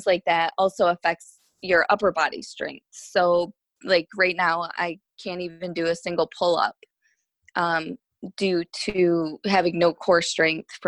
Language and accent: English; Michigan, United States; moved away as an adult; now in Florida, United States; I'm actually from Michigan